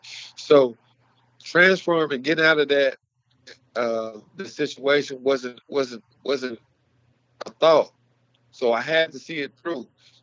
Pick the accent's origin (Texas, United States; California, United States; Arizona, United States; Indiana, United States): Texas, United States; Mart; growing up in Texas, growing up in Mart, all you did was go out there and you played as hard as you could, as fast as you can, until the final whistle